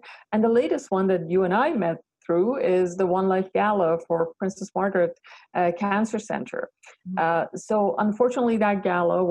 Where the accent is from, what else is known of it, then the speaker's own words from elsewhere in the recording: Iran; now in Canada; I was born in Iran